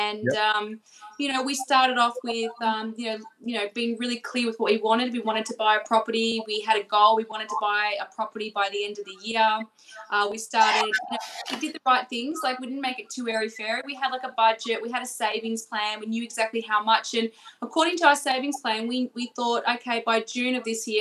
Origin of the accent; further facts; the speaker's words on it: Melbourne, Victoria, Australia; We're from Melbourne